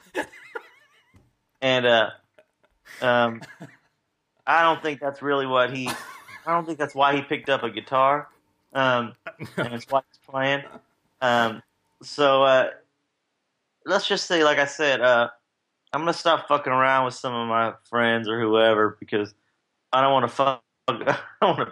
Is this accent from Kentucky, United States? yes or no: yes; Kentucky, United States; now in Nashville, United States; growing up in Kentucky